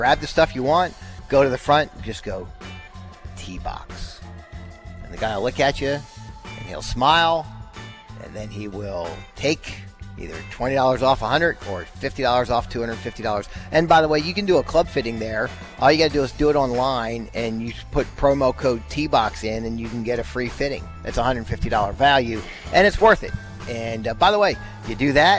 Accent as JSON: {"language": "English", "town": "Baltimore", "region": "Maryland", "country": "United States", "tie": "born or raised there", "also_born_or_lived": "Rochester, New York", "moved": "as an adult", "lives_now": "Dallas, United States", "said": "I grew up in Baltimore"}